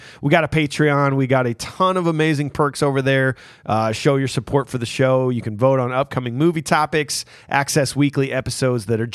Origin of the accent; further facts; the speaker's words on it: Iowa, United States; Fellow Iowans